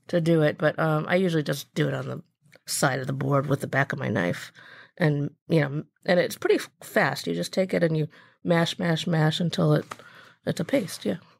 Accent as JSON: {"language": "English", "town": "Birmingham", "region": "Michigan", "country": "United States", "tie": "born or raised there", "said": "I grew up in Michigan, actually. I grew up in a suburb of Detroit called Birmingham"}